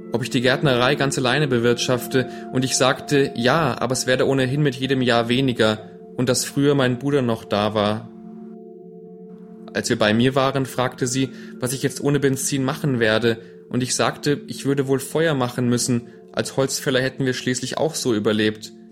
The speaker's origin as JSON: {"language": "German", "town": "Legnica", "region": "Lower Silesian Voivodeship", "country": "Poland", "tie": "born or raised there", "moved": "yes", "lives_now": "Germany", "said": "ich bin in Schlesien aufgewachsen und dass wir kurz vor Kriegsende noch in einem der letzten Züge aus Liegnitz vor der Roten Armee fliehen konnten."}